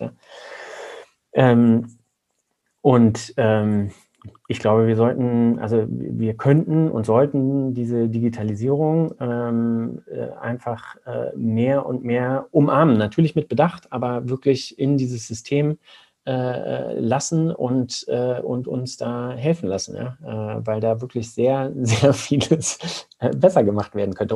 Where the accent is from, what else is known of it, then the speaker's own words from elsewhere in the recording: Germany; als Deutsche